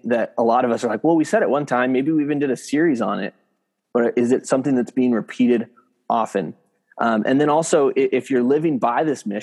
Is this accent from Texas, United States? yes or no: no; San Diego, California, United States; moved away as an adult; also born or lived in San Francisco Bay Area; now in San Francisco, United States; I'm at a church up in San Francisco area. So about 8 hours north of where I grew up in San Diego